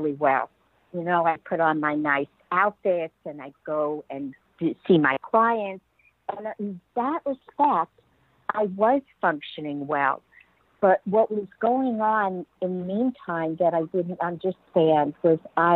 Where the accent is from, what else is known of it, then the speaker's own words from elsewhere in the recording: Merrick, New York, United States; moved away as an adult; now in San Diego, United States; I grew up in Merrick, Long Island, I grew up in the cold